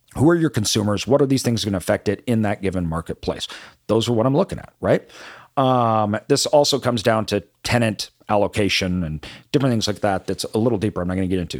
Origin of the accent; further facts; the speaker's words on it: Boise, Idaho, United States; when I grew up in Boise